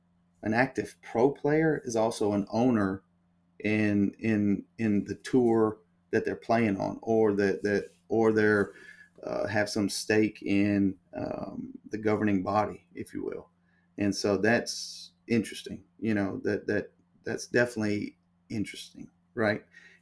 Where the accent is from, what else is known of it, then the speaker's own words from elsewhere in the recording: the South, United States; And listen, I'm from the South, so I know how the good old boy network works, right?